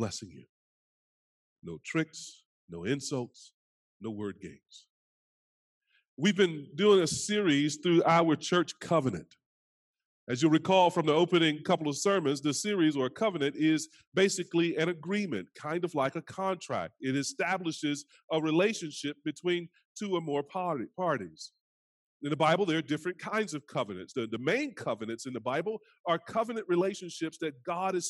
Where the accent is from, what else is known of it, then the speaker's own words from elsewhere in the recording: North Carolina, United States; So I'm from down south, greatest state in the country, North Carolina.